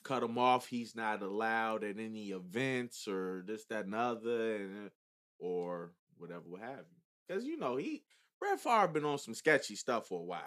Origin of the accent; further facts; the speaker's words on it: Chicago, Illinois, United States; I'm from Chicago